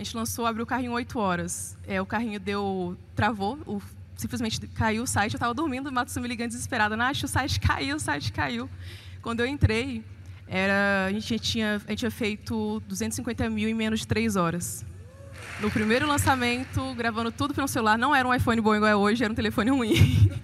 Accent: Almenara, Minas Gerais, Brazil; now in Belo Horizonte, Brazil; eu sou de Almenara, nordeste de Minas, e moro em BH há 13 anos.

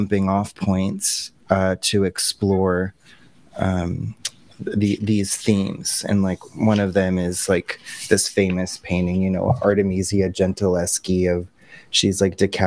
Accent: Boulder, Colorado, United States; I'm from Boulder, Colorado

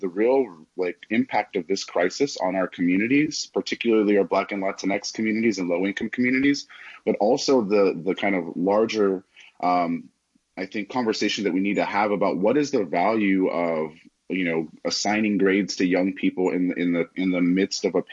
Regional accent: Los Angeles, California, United States; moved away; I grew up in Los Angeles, attended public schools there basically throughout my K-12 educational experience

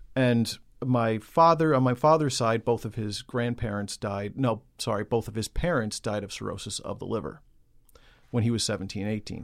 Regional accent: New York City, New York, United States; I grew up in Queens, New York.

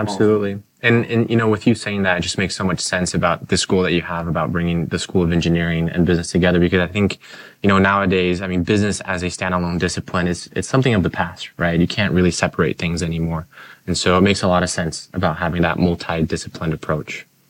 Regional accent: Brazil; also born or lived in Utah; now in Michigan, United States; I grew up in Brazil, I lived in Utah for a number of years

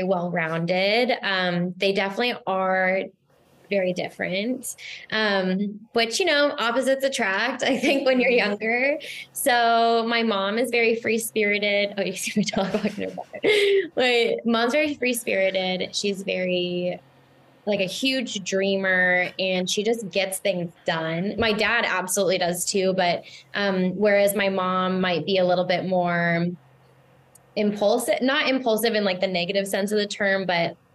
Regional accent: Seattle, Washington, United States; I grew up in West Seattle for the most part of my early childhood.

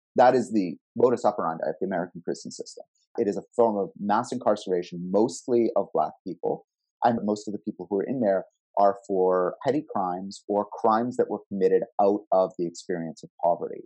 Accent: Canada; here in my home country of Canada

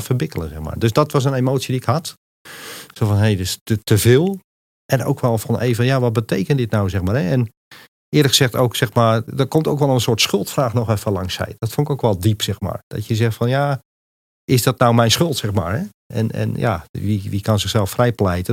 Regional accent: Montfoort, Utrecht, Netherlands; moved away as an adult; also born or lived in Enkhuizen / Rotterdam; now in Apeldoorn, Netherlands; Geboren in Enkhuizen, getogen in Montfort tussen Utrecht en Gouda.

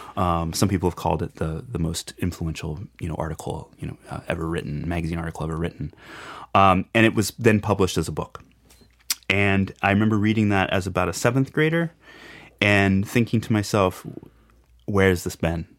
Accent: Shelbyville, Illinois, United States; now in Chautauqua, United States; when I was growing up in Illinois, um, there was just actually not too far away from where I grew up, in Shelbyville, Illinois

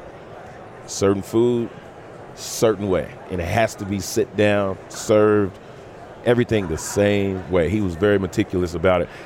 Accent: Kansas City, Missouri, United States; now in Charlotte, United States; I'm born and raised in Kansas City.

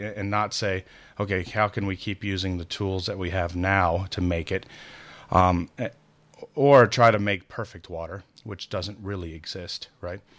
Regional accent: Midwest, United States; being a Midwesterner

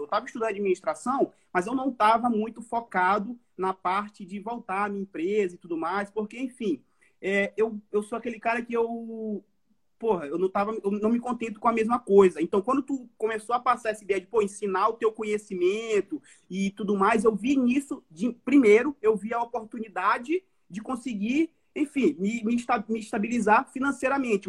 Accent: São Luís, Maranhão, Brazil; now in Florianópolis, Brazil; eu sou de São Luís, Maranhão, falo de Florianópolis

